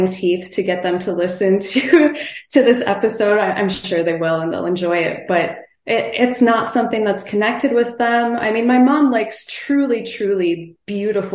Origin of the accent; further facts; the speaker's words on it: Mankato, Minnesota, United States; my hometown independent record store, Toontown in Mankato, Minnesota